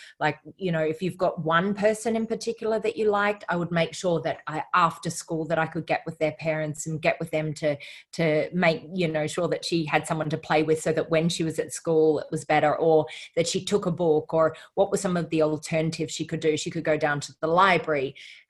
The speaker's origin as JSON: {"language": "English", "country": "Australia", "tie": "born or raised there", "said": "Yeah. Well, I think my family moved around quite a bit with my father's work."}